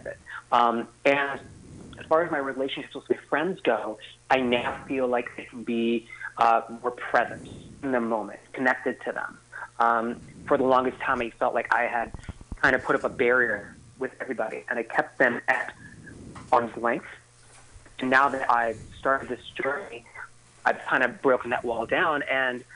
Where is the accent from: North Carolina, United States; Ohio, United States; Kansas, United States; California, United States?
California, United States; San Diego; now in San Francisco Bay Area, United States; I'm originally from San Diego